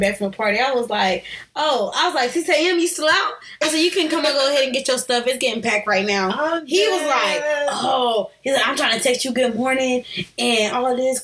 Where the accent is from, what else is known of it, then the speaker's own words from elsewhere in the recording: Oklahoma, United States; moved away; I'm originally from Oklahoma